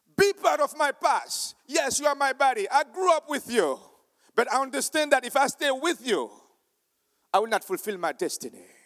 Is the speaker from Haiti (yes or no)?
yes; Haiti; I am from Haiti